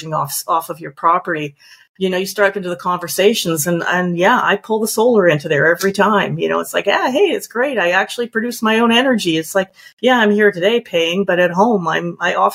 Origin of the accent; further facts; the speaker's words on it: Calgary, Alberta, Canada; moved away as an adult; now in Victoria, Canada; I'm originally from Calgary. So I moved out here 20 years ago for my career